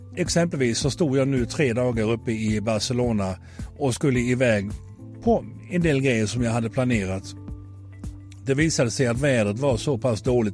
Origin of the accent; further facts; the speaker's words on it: Sweden; vi är så många svenskar